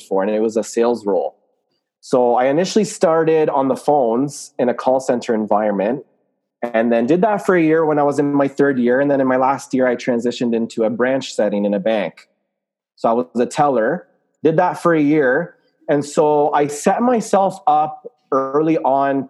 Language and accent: English; Canada; also born or lived in Lebanon; I'm from Canada. I am a Muslim, Lebanese, Canadian